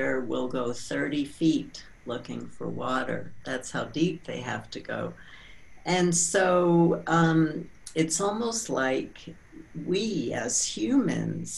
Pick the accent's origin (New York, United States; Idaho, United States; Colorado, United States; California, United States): New York, United States; also born or lived in San Francisco; now in Santa Fe, United States; I grew up in New York, and then I moved to San Francisco, and then back in 1983, I moved to Santa Fe, New Mexico